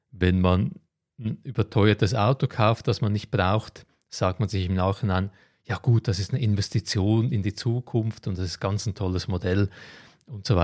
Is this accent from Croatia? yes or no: yes; Croatia; moved away; Ich werde nächsten Monat nach Kroatien gehen, meine alte Heimat in die Ferien